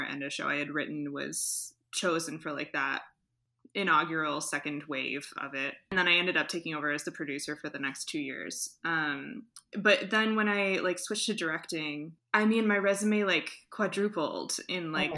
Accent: Flint, Michigan, United States; now in Ann Arbor, United States; I am originally from Flint, Michigan, born and raised, and now I live in Ann Arbor.

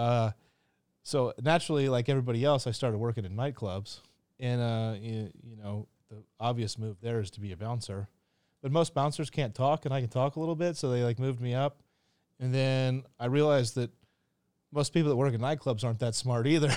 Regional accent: Kansas City, United States; now in Phuket, Thailand; I grew up in Kansas City, which is a horrible place.

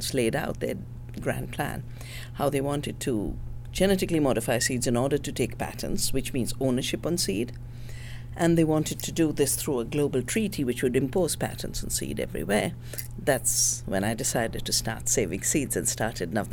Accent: the Himalaya, India; moved away as an adult; also born or lived in Canada; I'm from the Himalaya

